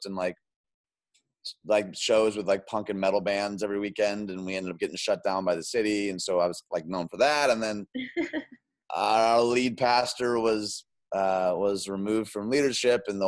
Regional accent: outside Detroit, Michigan, United States; moved away as an adult; also born or lived in Chicagoland; I grew up outside Detroit

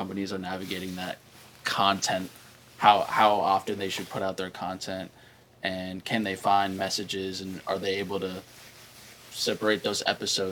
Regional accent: United States; also born or lived in California / Colorado; I grew up in California and Colorado

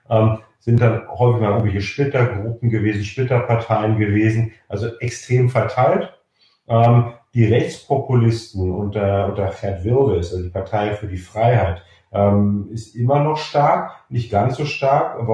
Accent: Germany; ein bisschen mehr dem linken Spektrum zuzuordnen ist als die Grünen bei uns in Deutschland

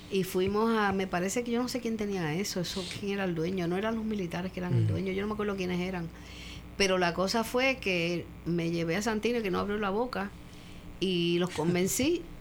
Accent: Mayagüez, Puerto Rico; now in San Juan, Puerto Rico; Porque como yo no me crié aquí, mi marido murió, mm, me vine de Mayagüez a San Juan, que es donde yo podía tener un poco de periferia.

